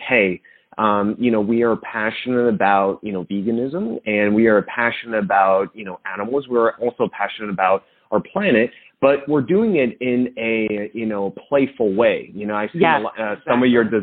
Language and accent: English; Monmouth County, New Jersey, United States; I'm also from the Jersey Shore. I actually grew up in Monmouth County.